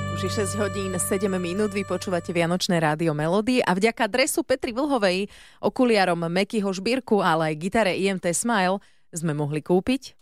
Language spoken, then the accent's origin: Slovak; Trnava, Trnava Region, Slovakia; Obaja sme z Trnavy